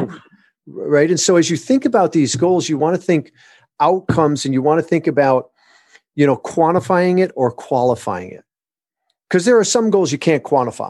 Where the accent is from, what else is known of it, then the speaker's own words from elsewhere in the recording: Michigan, United States; moved away; also born or lived in Southern California; My wife and I were, were born and raised in Michigan.